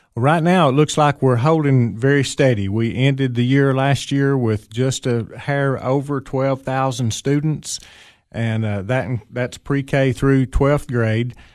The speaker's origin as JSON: {"language": "English", "area": "Fentress County", "region": "Tennessee", "country": "United States", "tie": "born or raised there", "also_born_or_lived": "Putnam County, Tennessee", "moved": "as an adult", "said": "I grew up in Fentress County, uh, graduated from Clark Range High School many, many years ago"}